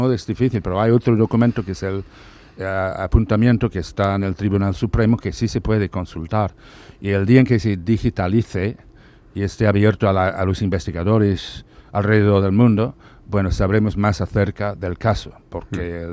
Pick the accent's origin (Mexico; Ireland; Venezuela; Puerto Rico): Ireland; moved away; yo soy irlandés